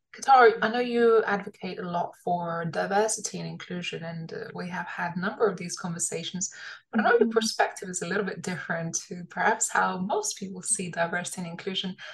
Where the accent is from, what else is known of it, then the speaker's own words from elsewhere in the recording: London, United Kingdom; I was an immigrant when I was young. And I, you know, I really appreciated growing up in London